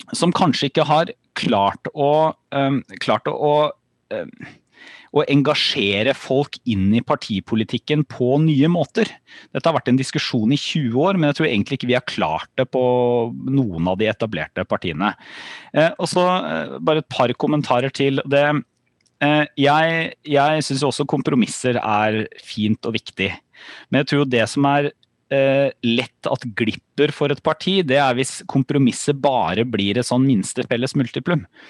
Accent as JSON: {"language": "Norwegian", "town": "Porsgrunn", "region": "Telemark", "country": "Norway", "said": "jeg er fra, fra Porsgrunn."}